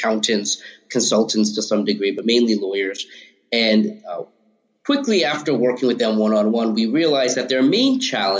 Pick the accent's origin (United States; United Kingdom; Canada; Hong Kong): United States; Long Island, suburbs of New York City; also born or lived in Harlem, New York City; I grew up in the suburbs of New York City, Long Island